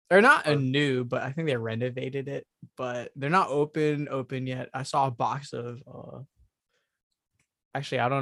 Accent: Philippines; we're Filipino

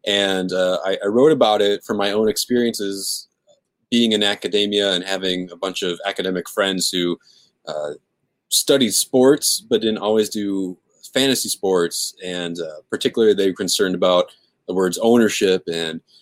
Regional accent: Minneapolis, Minnesota, United States; moved away as an adult; now in New Richmond, United States; I grew up in Minneapolis and went to high school and, you know, in the suburbs

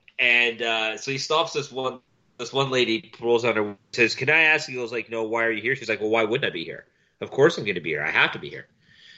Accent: Canada; as a Canadian, as you might have known if you've been paying any bit of attention to any bit of the news, Quebec has the most strict rules in play in all of Canada right now

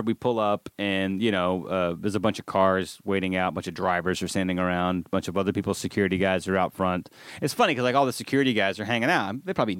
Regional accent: Alabama, United States; you can tell I'm from Alabama, because I can know all the.

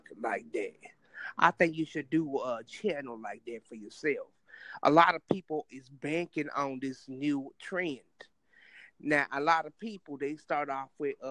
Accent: Compton, California, United States; I'm from Compton, California.

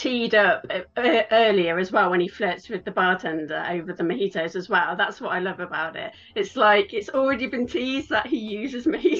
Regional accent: West Midlands, United Kingdom; now in Los Angeles, United States; So I'm from England, which you can probably tell. I'm from the Midlands in England, quite close to where Shakespeare is from. But I've lived in LA for over 6 years now.

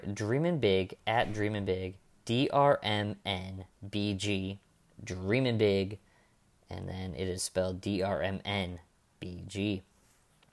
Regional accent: Michigan, United States; I grew up in Michigan

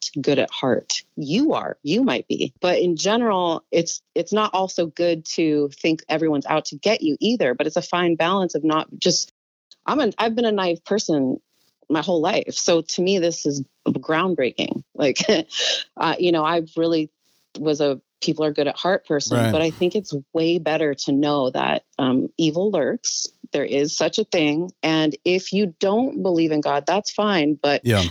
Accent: Albuquerque, New Mexico, United States; also born or lived in Northern California; now in Los Angeles, United States; I was growing up in New Mexico originally, like that's where I was born.

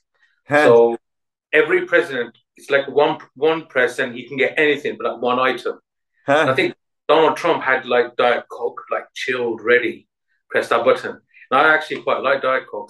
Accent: West Bromwich, West Midlands, United Kingdom; growing up in West Bromwich

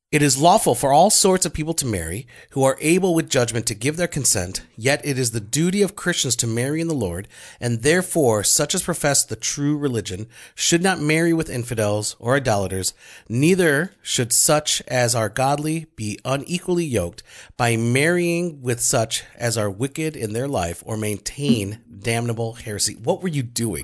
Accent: Grand Prairie, Texas, United States; also born or lived in Arlington, Texas; I was born in Grand Prairie

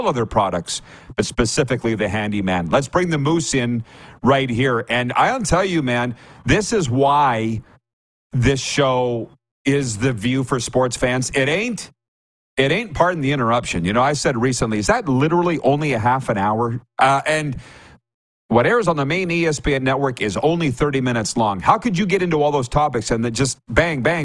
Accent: Saskatchewan, Canada; I'm from Saskatchewan

